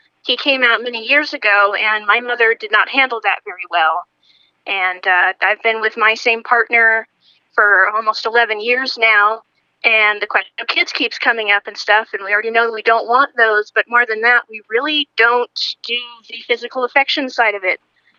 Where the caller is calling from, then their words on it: Rhode Island, United States; I'm calling from Rhode Island.